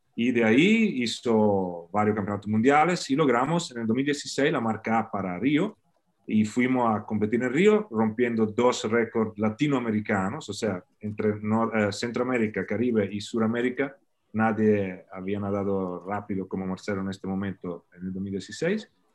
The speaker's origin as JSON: {"language": "Spanish", "town": "Faenza", "region": "Emilia-Romagna", "country": "Italy", "tie": "born or raised there", "also_born_or_lived": "El Salvador", "second_language": "Spanish", "moved": "as an adult", "lives_now": "Florida, United States", "said": "Yo nací, en una pequeña, un pequeño país, Faenza, de 55.000 mil habitantes, cerca de, la ciudad más grande, Bolonia"}